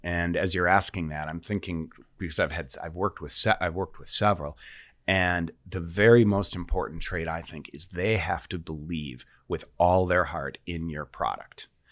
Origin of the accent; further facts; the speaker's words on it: Sheboygan, Wisconsin, United States; my hometown newspaper, the Sheboygan Press